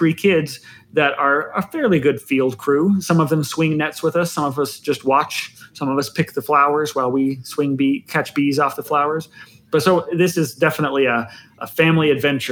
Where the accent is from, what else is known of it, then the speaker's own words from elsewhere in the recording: Provo, Utah, United States; I grew up in northern Provo.